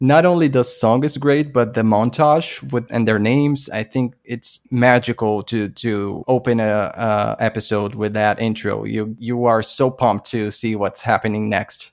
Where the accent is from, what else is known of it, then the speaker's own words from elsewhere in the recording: Brazil; I'm from Brazil